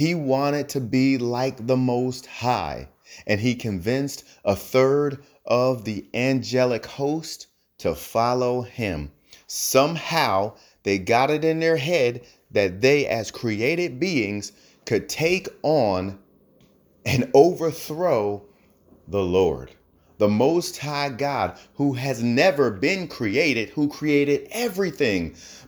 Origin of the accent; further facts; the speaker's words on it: New Jersey, United States; Now, I'm from New Jersey. New Jersey, most of them say axe. I worked hard on my accent, so I say ask.